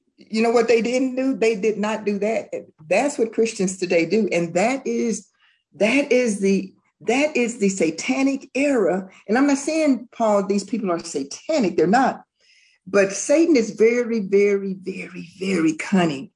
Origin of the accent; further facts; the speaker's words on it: the South, United States; growing up in the South